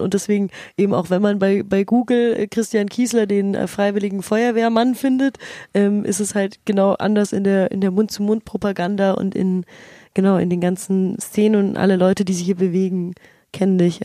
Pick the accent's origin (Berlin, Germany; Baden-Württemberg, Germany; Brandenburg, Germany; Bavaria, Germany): Bavaria, Germany; Munich; ich bin ja in München aufgewachsen